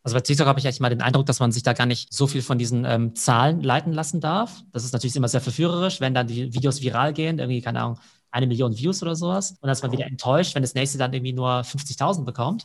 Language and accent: German; Germany; bei uns in Deutschland